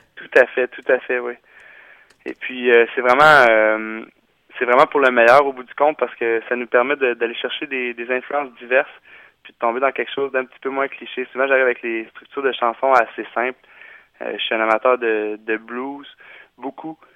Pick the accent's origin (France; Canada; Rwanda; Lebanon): Canada; Laurentides, Quebec; on vient toute de la région des, Laurentides, euh, la plupart euh, de Mont-Tremblant ou encore la Conception, Saint-Donat, dans ces environs-là